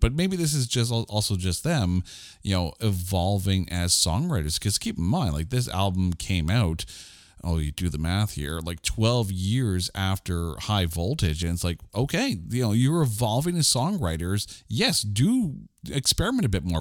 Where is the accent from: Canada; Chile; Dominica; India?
Canada; being Canadian that I am